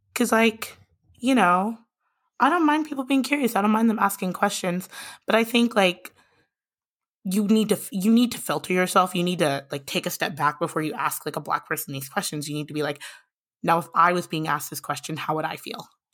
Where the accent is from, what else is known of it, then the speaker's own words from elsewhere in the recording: Lincoln, Nebraska, United States; also born or lived in Minneapolis, Minnesota; I grew up in Lincoln, Nebraska.